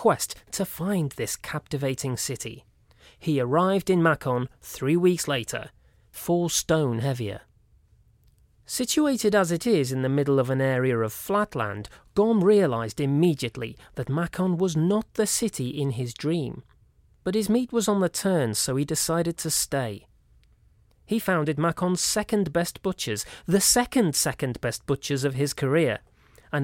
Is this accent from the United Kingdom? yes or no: yes; Crewe, North West England, United Kingdom; accent: Crewe twang; I hail from the Cheshire town of Crewe.